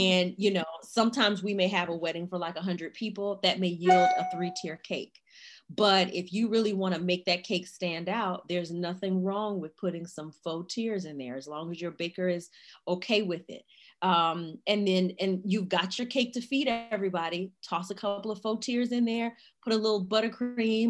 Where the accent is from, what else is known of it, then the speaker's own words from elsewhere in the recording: Chicago, Illinois, United States; now in Raleigh, United States; I'm originally from Chicago, Illinois, but currently I live in Raleigh, North Carolina